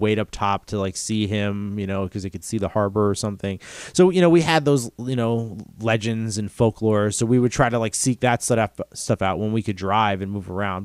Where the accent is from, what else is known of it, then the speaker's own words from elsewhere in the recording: north of New York City, New Jersey, United States; I grew up north in New York City, uh, in New Jersey